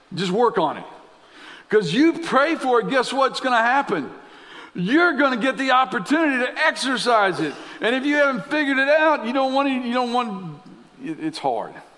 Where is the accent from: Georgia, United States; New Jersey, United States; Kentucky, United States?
Kentucky, United States; Lexington; I grew up in Lexington as a kid